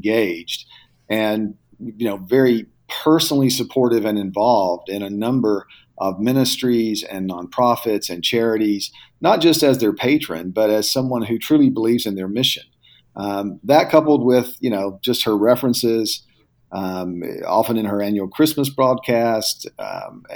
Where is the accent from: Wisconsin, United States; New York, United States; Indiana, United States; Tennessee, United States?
Tennessee, United States; growing up in the South in Tennessee